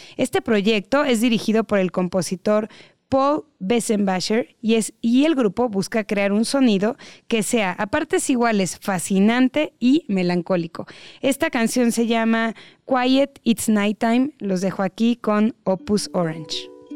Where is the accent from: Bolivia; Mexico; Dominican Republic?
Mexico; como mexicanos